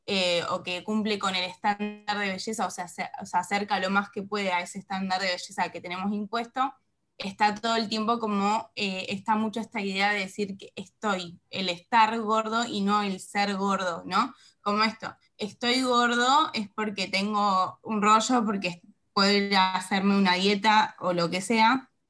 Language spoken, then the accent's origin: Spanish; Mar del Plata, Buenos Aires Province, Argentina; eh, soy de Mar del Plata